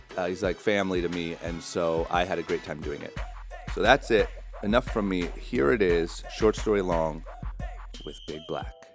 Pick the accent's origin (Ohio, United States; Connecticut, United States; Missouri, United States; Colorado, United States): Ohio, United States; growing up in Ohio